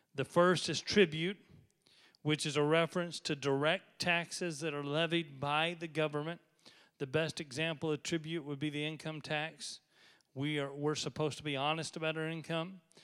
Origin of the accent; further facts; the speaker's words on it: United States; I am devoutly American.